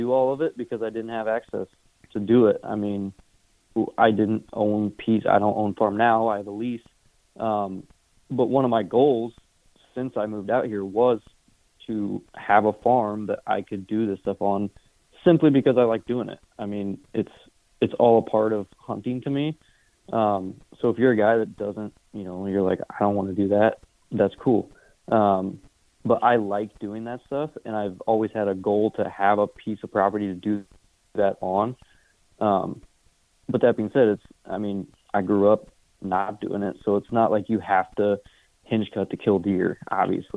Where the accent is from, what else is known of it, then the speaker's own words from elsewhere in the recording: Indiana, United States; moved away as an adult; now in Iowa, United States; I grew up in Indiana, grew up hunting